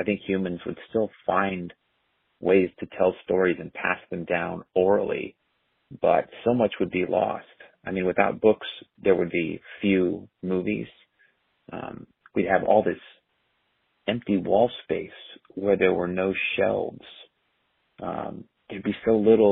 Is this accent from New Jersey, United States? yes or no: no; Orange County, California, United States; I grew up in Orange County.